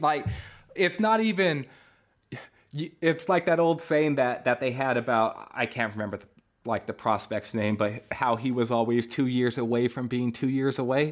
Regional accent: California, United States; born in California

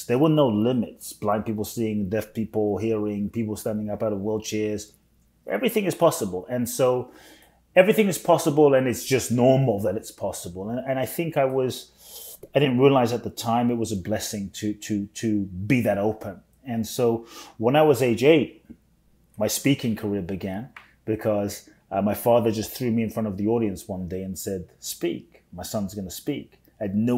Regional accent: London, United Kingdom; also born or lived in Ghana; now in United States; I was born in Ghana, West Africa. My father's from Ghana. My mother's Japanese. I grew up in London, now live in the US

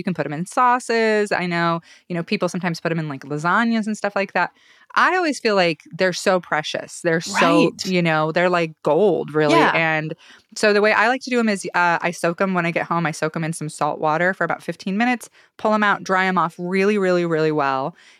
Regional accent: Salmon, Idaho, United States; moved away; near my hometown, near Salmon.

